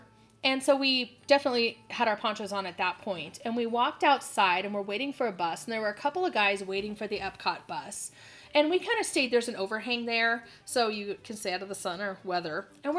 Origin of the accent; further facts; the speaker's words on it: Phoenix, Arizona, United States; And by the time the bus came, the heavens had opened. Like, and we're from Phoenix, right? So there's, the rain is not common to us.